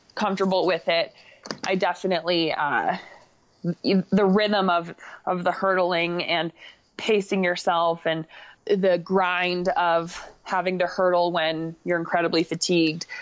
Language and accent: English; Crested Butte, Colorado, United States; also born or lived in Boulder, Colorado; I am from Crested Butte, Colorado. I primarily train in Boulder, Colorado